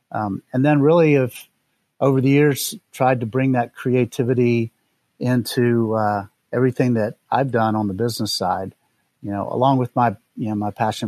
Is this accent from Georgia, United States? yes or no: no; North Carolina, United States; also born or lived in Tennessee / Mississippi / New York City; I was born in Charlotte, North Carolina, in the United States. And we moved around a fair amount growing up. So we lived in North Carolina. Then we lived in Tennessee and Mississippi, back to North Carolina.